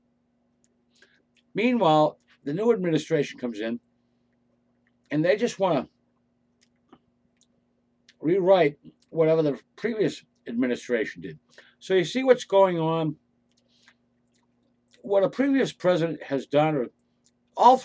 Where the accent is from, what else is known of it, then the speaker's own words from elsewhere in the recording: United States; we as American citizens